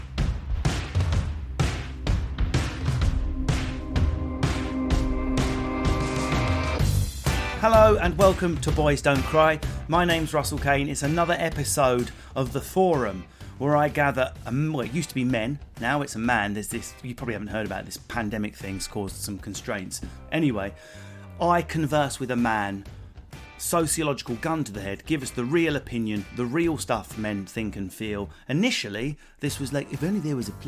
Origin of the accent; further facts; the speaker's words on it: England, United Kingdom; being English